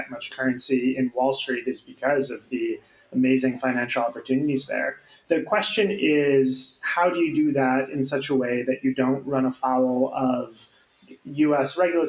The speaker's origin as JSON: {"language": "English", "town": "Syracuse", "region": "New York", "country": "United States", "tie": "born or raised there", "also_born_or_lived": "Beijing, China / Washington, District of Columbia, United States", "moved": "as an adult", "said": "So I grew up in Syracuse and close with my family"}